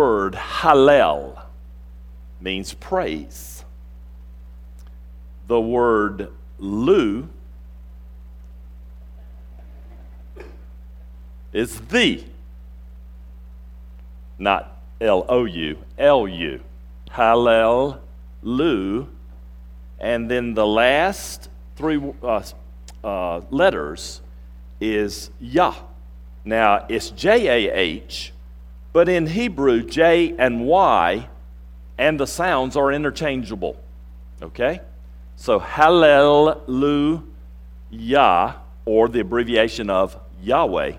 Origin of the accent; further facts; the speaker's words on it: North Carolina, United States; moved away; I grew up in North Carolina.